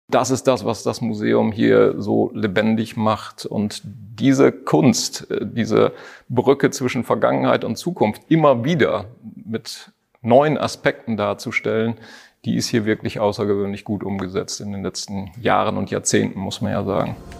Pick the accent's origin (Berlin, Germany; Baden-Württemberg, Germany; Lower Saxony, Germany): Lower Saxony, Germany; Cloppenburg; moved away; also born or lived in Landkreis Harburg; als gebürtiger Kloppenburger